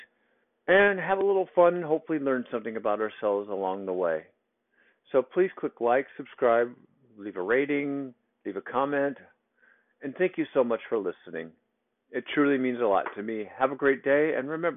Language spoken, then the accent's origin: English; Iowa, United States; now in Texas, United States; I grew up in the Midwest, so grew up in a little small town in Iowa